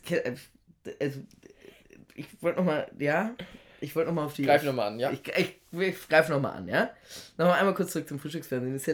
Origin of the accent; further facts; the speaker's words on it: Italy; und da ist man dann natürlich als äh, Italiener, man kennt